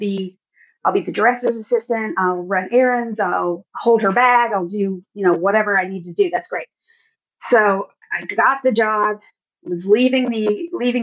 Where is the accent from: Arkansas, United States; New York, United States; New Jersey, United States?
Arkansas, United States; I did grow up in Arkansas, in a town of about 3,000 people with one stoplight